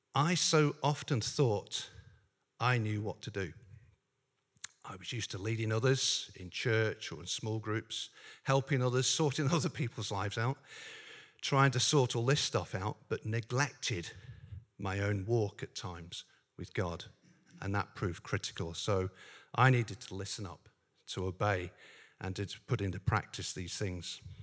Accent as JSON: {"language": "English", "region": "Northern Ireland", "country": "United Kingdom", "tie": "born or raised there", "said": "I grew up in Northern Ireland."}